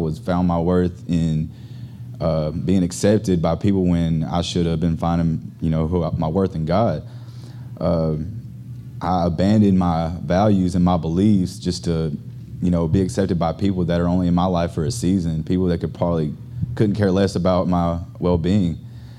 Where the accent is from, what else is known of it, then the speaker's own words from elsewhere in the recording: Arkansas, United States; now in Houston, United States; I'm actually from Arkansas.